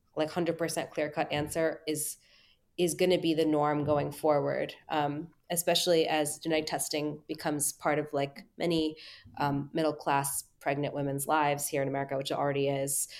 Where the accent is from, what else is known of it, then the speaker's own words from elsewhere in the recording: United States; as an American